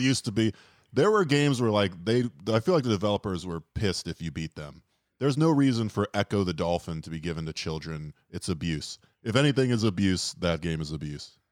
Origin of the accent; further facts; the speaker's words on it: Florida, United States; I'm from Florida